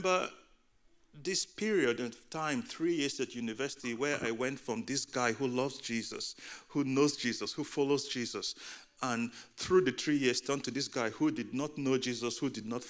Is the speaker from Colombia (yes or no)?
no; Nigeria; also born or lived in United Kingdom; now in Boston, United States; In the first third of my life, I was growing up in Nigeria. I was raised in a Christian home.